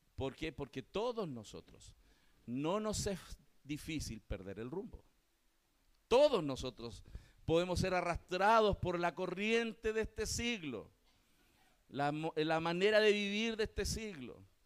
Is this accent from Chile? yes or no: yes; Chile